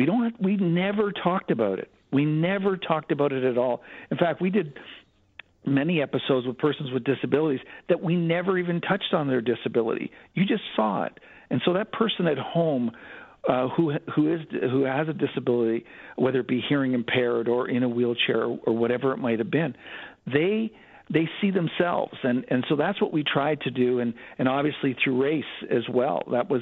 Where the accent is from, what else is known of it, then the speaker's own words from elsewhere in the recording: Canada; also born or lived in United States; I've lived in Canada for most of my life, over 50 years in Canada. I'm Canadian, and I do see the difference.